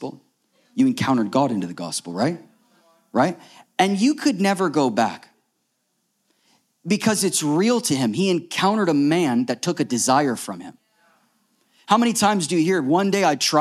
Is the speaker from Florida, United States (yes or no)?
yes; Florida, United States; we grew up in Florida, so we had never seen snow.